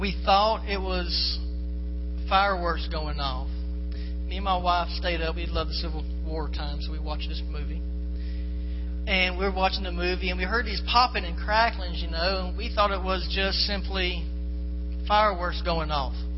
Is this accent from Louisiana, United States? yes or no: no; Florida, United States; I'm from Florida